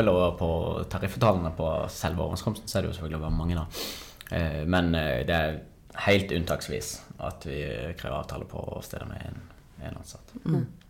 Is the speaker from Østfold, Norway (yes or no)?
no; Kristiansand, Agder, Norway; jeg er kristiansander